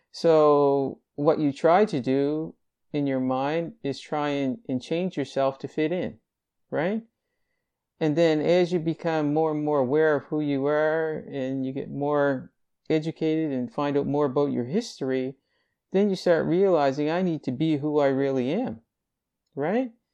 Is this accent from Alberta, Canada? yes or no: no; Greenville, Nova Scotia, Canada; born or raised there; also born or lived in Halifax, Nova Scotia